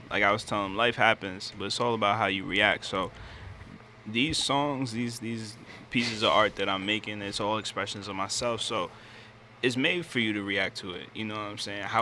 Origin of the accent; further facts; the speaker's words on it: New York, United States; there's a lot of implants. I'm from Hudson Valley, yeah